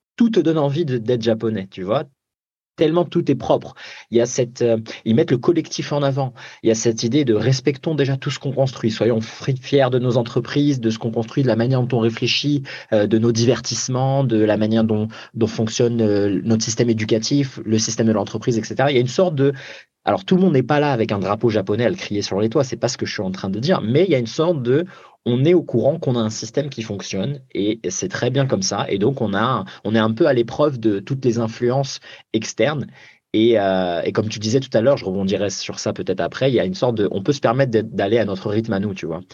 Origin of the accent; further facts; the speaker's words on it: France; moved away as an adult; also born or lived in Japan; même si j'ai été élevé en France